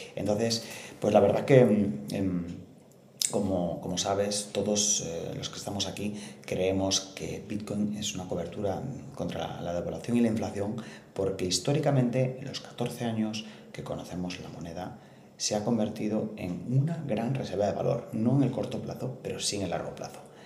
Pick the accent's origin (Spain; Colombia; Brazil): Spain; northern Spain; moved away; also born or lived in Spanish Mediterranean coast; el norte de España de donde soy originario